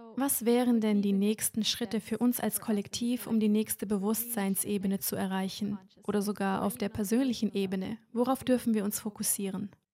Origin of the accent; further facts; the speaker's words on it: Germany; moved away as an adult; Ich bin hier aufgewachsen, aber wie ich Ihnen bereits erzählt habe, bin ich letztes Jahr ausgewandert